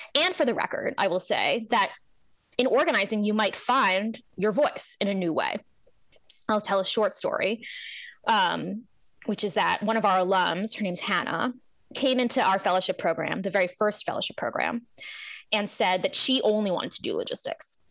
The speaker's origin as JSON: {"language": "English", "region": "New Jersey", "country": "United States", "tie": "born or raised there", "said": "I grew up in New Jersey"}